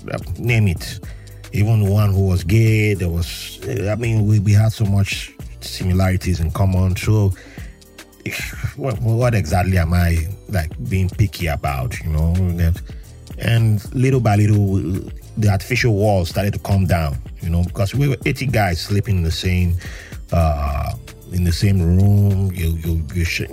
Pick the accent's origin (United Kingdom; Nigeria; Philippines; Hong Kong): Nigeria; Jos, Plateau; also born or lived in Yenagoa, Nigeria / Port Harcourt, Nigeria; now in New York, United States; Nigeria is my place of birth.